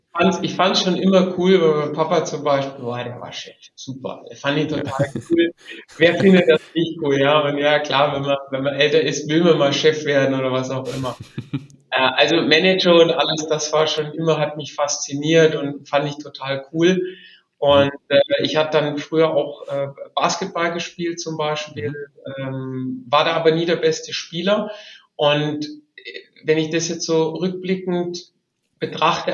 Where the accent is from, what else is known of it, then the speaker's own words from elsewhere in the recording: Albstadt, Baden-Württemberg, Germany; aufgewachsen bin ich zwischen Stuttgart und dem Bodensee äh, auf der okay. Schwäbischen Albstadt